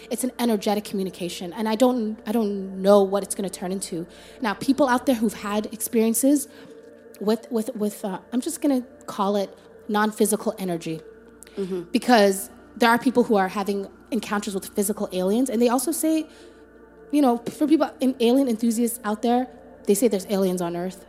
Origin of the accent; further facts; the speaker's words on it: Toronto, Ontario, Canada; Rexdale, that's where we grew up